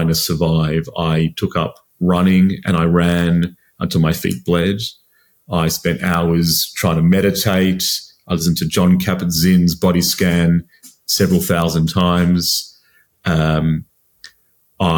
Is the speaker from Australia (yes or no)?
yes; Sydney, New South Wales, Australia; moved away as an adult; now in London, United Kingdom; I'm another Aussie living in London at the moment. I grew up in Sydney